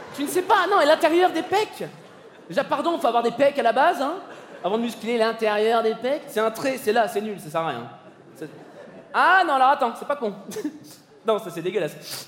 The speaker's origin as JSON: {"language": "French", "town": "Paris", "region": "Île-de-France", "country": "France", "said": "je suis parisien"}